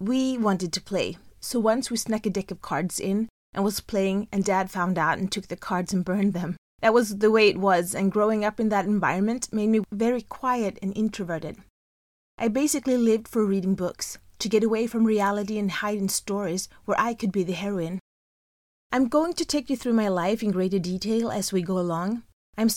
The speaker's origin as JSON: {"language": "English", "country": "Sweden", "tie": "born or raised there", "said": "I was born in December 1972 in Sweden"}